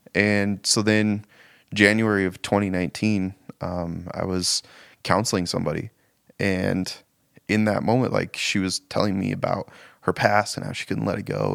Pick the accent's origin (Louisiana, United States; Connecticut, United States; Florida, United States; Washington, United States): Washington, United States; Spokane; now in Missoula, United States; I grew up in Spokane, but moved to Missoula in, uh, two thousand